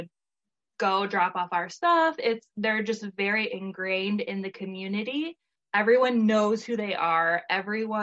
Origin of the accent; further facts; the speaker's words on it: Michigan, United States; I live in Michigan. I had since moved away from my hometown to go to culinary school.